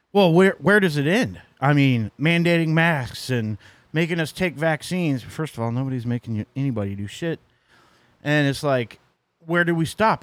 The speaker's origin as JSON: {"language": "English", "region": "Missouri", "country": "United States", "tie": "born or raised there", "moved": "yes", "said": "That's my, uh, my home state."}